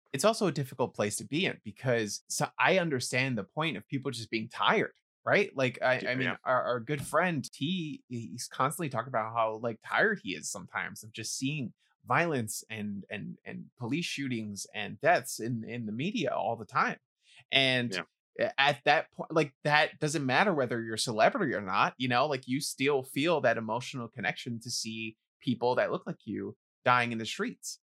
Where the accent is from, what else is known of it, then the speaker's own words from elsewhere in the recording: New York City, New York, United States; someone growing up in the Bronx